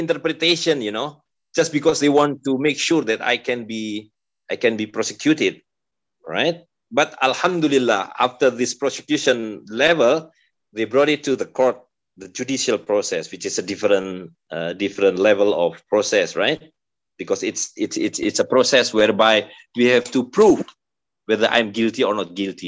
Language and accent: English; Depok, West Java, Indonesia; in Depok, in my hometown